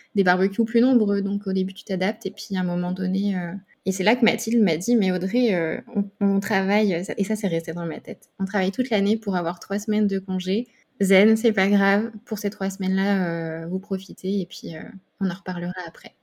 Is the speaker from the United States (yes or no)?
no; Burgundy, Bourgogne-Franche-Comté, France; moved away as an adult; now in Nice, France; je suis originaire de la Bourgogne et je vis sur Nice depuis deux ans